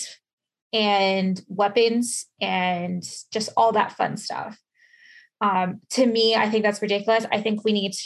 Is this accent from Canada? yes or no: yes; London, Ontario, Canada; I grew up in London. It's about an hour away from where I live now.